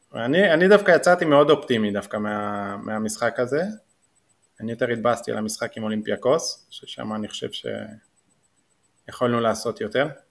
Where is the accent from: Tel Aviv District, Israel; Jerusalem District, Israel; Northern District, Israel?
Northern District, Israel; Jordan Valley; גדלתי עוד בעמק הירדן